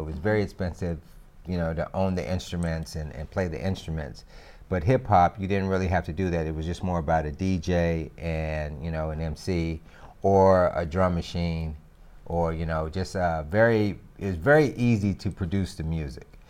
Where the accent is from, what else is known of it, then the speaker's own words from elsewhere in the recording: Greensboro, North Carolina, United States; I'm from Greensboro, North Carolina